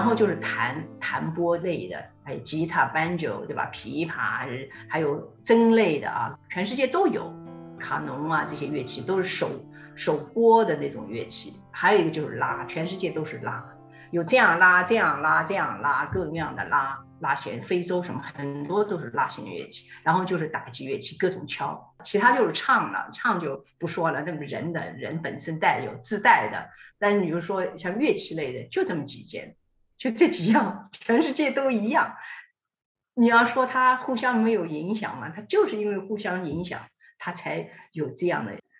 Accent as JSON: {"language": "Chinese", "town": "Hangzhou", "region": "Zhejiang", "country": "China", "tie": "born or raised there", "moved": "yes", "said": "因为我是杭州人嘛"}